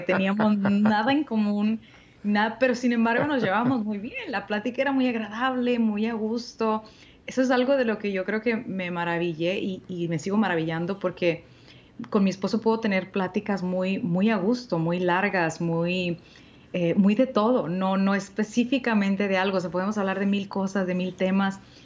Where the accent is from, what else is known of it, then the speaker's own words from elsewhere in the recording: Monterrey, Nuevo León, Mexico; aquí en Monterrey, en mi tierra natal